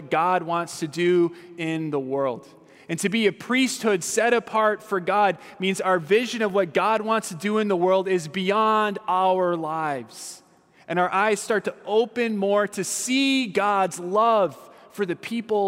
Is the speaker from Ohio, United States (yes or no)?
no; Southern California, United States; I'm from Southern California.